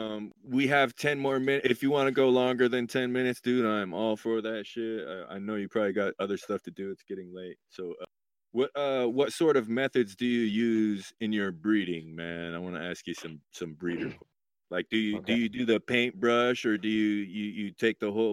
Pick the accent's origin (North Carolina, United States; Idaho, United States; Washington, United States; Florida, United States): Idaho, United States; moved away as an adult; now in Oregon, United States; I grew up in Idaho